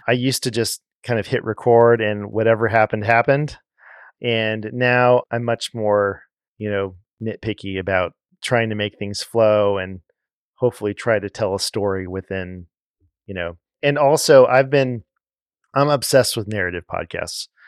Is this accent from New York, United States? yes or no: no; Los Angeles, California, United States; moved away as an adult; growing up in Los Angeles